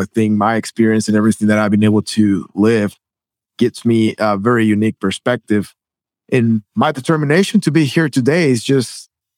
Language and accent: English; Guatemala; moved away as an adult; now in United States; I was born and raised in Guatemala. I moved to the States.